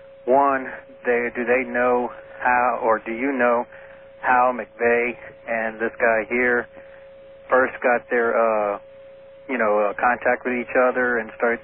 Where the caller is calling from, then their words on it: Kingman, Arizona, United States; I'm calling from Kingman, Arizona.